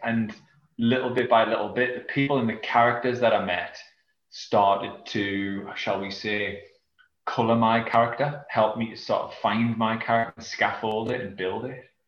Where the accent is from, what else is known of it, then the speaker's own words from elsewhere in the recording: South Shields, North East England, United Kingdom; now in Yarm, United Kingdom; I'm from England, um, northeast of England, in a small from a small town called South Shields.